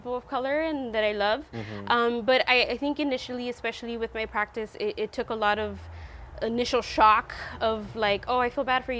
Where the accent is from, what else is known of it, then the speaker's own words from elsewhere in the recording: Long Beach, California, United States; I grew up in Long Beach